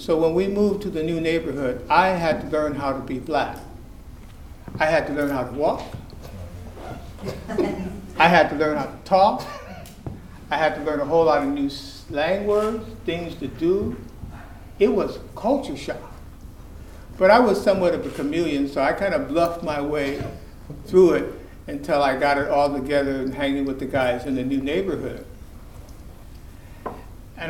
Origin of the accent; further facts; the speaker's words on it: California, United States; I grew up with my grandparents in California